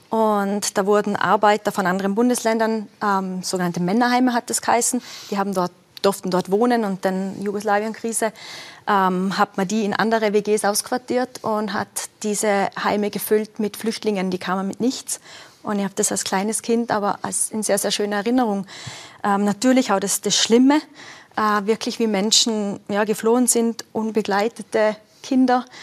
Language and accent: German; western Austria, Austria; Also ich bin auf Alpinskiern aufgewachsen, äh, Westen Österreich, eh klar.